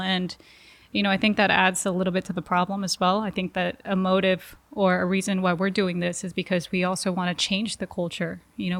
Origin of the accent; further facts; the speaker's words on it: Los Angeles, California, United States; born there; My parents did the opposite. I was born in Los Angeles. I was born in the U.S.